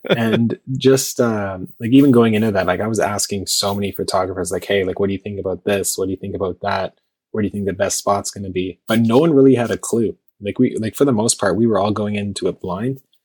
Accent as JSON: {"language": "English", "town": "Toronto", "region": "Ontario", "country": "Canada", "said": "I'm from Toronto"}